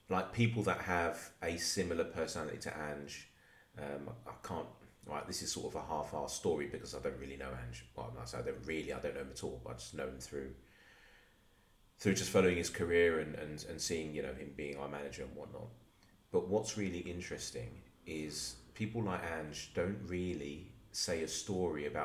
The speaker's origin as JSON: {"language": "English", "region": "London", "country": "United Kingdom", "said": "I'm from Palmer's Green in North London"}